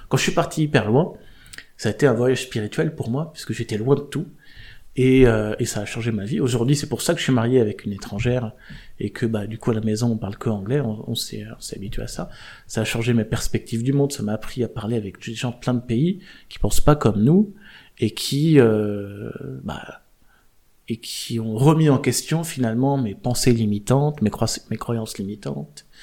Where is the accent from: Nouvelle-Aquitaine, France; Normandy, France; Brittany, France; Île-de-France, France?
Nouvelle-Aquitaine, France; Charente; Charente. Je suis né en Charente.